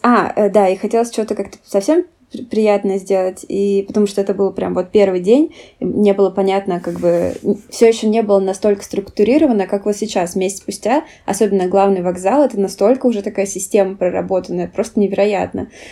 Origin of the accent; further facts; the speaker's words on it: Russia; now in Germany; Я ответила, что из России